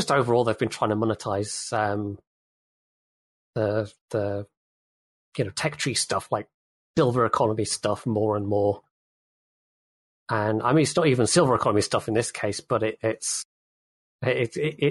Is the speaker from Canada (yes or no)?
no; United Kingdom; as a Brit